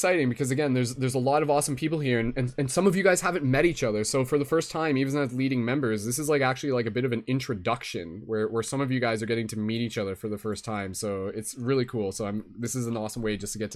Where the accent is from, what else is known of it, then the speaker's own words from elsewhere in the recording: London, Ontario, Canada; my hometown of London, Ontario, Canada